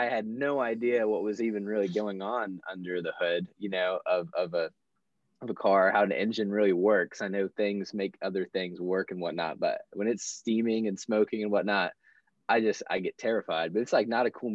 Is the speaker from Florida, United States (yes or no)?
yes; Florida, United States; moved away; I'm from Florida originally